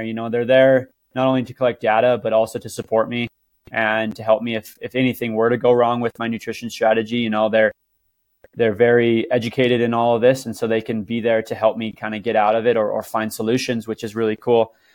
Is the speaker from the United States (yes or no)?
yes; Cedar City, Utah, United States; I'm from Cedar City, Utah